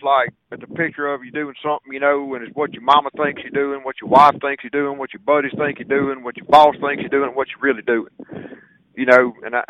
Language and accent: English; Greenville, Mississippi, United States; I was born and raised in Greenville, Mississippi, on the banks of Lake Ferguson.